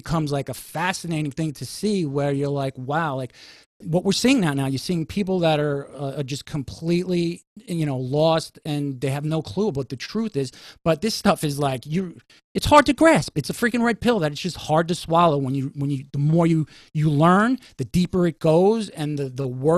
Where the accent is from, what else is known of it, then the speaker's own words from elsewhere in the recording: New York City, New York, United States; as a New Yorker